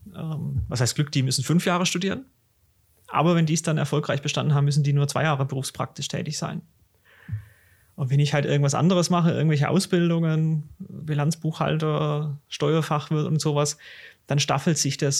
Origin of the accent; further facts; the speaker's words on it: Swabia, Baden-Württemberg, Germany; accent: Swabian; Bin auch 33, auch aus dem Schwabenland. Wie man meinem Dialekt entnimmt, auch gebürtig aus dem Schwabenland.